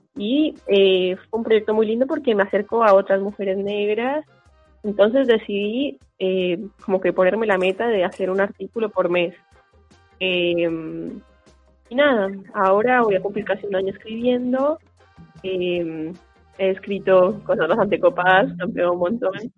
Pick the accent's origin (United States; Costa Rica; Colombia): Colombia; now in Argentina; tengo proceso como migrante colombiana